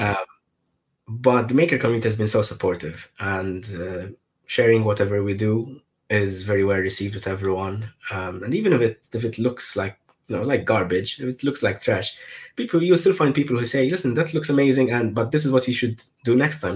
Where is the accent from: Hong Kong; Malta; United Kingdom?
Malta; I'm from Malta